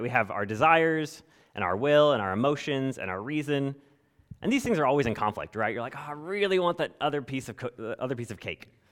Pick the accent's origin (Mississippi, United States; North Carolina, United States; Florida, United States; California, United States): California, United States; moved away; growing up in California